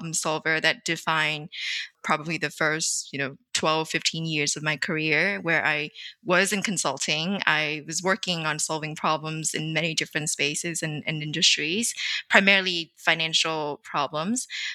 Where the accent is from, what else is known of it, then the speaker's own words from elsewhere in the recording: Vietnam; I grew up in Vietnam in the 90s